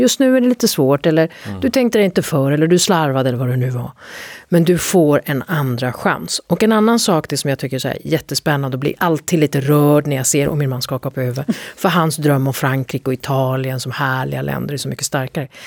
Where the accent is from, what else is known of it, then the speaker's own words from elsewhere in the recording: Sweden; där är jag mer svensk än min man